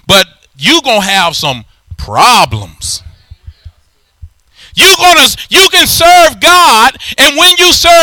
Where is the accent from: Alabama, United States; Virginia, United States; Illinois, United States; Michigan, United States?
Alabama, United States; I'm from Alabama